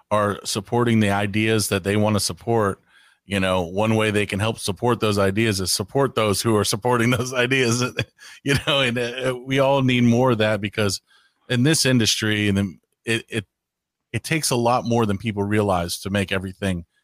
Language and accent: English; United States; I'm glad I'm American because if I was in another language, I'd have a speech impediment.